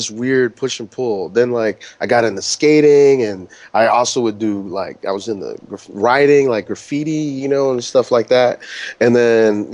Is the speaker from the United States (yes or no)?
yes; New York, United States; also born or lived in Chicago; now in Toronto, Canada; in New York, I grew up way uptown, like in the Bronx